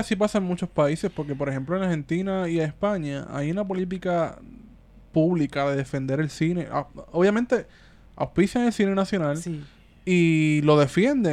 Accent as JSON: {"language": "Spanish", "town": "Cabo Rojo", "country": "Puerto Rico", "tie": "born or raised there", "lives_now": "San Juan, Puerto Rico", "said": "mi pueblo en Cabo Rojo"}